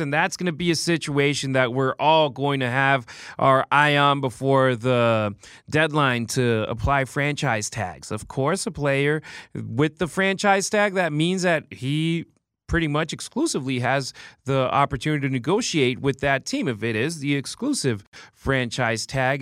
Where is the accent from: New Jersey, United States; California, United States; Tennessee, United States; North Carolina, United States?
California, United States; Los Angeles; moved away as an adult; now in Las Vegas, United States; I moved in here, and I'm originally from Los Angeles